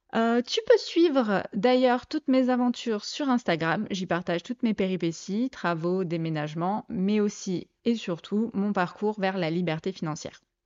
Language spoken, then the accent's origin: French; Provence-Alpes-Côte d'Azur, France; moved away as an adult; now in Mâcon, France; je suis originaire du sud-est de la France. J'ai bougé durant mes 38 premières années euh, entre la Côte d'Azur et la Provence.